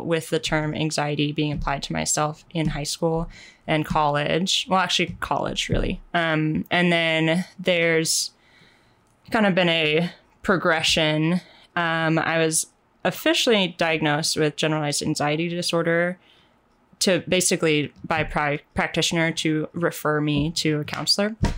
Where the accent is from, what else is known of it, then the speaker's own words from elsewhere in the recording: Portland, Oregon, United States; also born or lived in Wisconsin; I was raised in the Portland area as well.